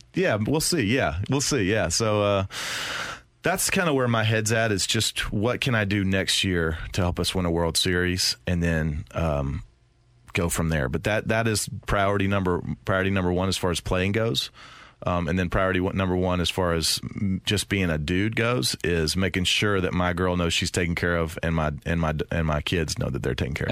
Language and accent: English; the South, United States; I'm from the South